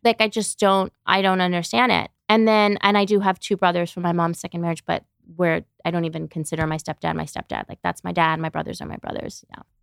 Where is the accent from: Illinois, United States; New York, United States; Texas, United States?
New York, United States; New York City; moved away as an adult; now in Los Angeles, United States; I grew up in New York, Brooklyn